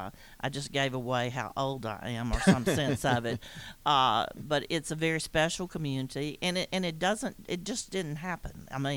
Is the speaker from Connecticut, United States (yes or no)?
no; Gwinnett County, Georgia, United States; I grew up here in Gwinnett County. I've lived in my entire life in the same community I live in now.